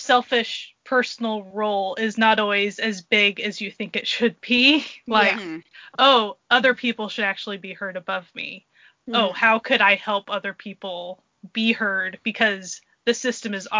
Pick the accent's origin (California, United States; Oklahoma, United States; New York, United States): Oklahoma, United States; I was raised in Oklahoma